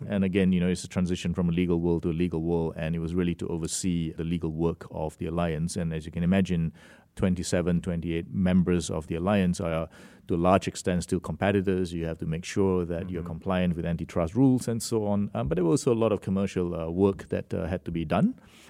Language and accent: English; Malaysia; also born or lived in Singapore / Australia; So my origin is from Malaysia, and I did my education in Singapore for most of my younger years, and then to Australia for my high school